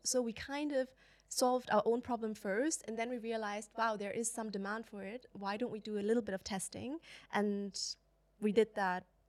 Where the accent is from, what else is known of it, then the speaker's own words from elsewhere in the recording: China; moved away; I grew up in China